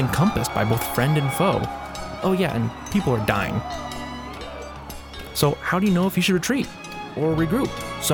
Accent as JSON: {"language": "English", "country": "United States", "said": "I can speak as an American, as the American people"}